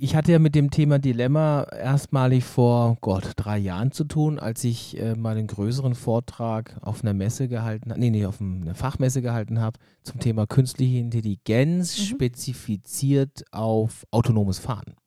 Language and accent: German; Germany; als Deutscher